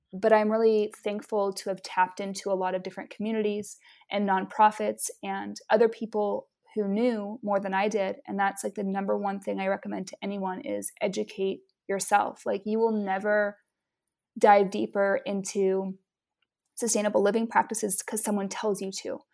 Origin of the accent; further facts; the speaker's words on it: Utah, United States; also born or lived in Hawaii / Maine; now in Hawaii and Maine, United States; I'm originally from Utah, and I live now between the states of Hawaii and Maine.